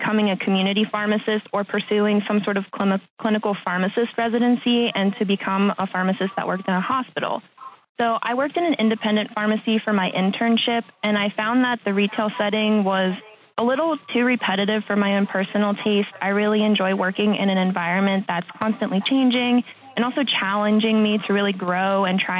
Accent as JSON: {"language": "English", "town": "Pittsburgh", "region": "Pennsylvania", "country": "United States", "said": "I'm originally from Pittsburgh"}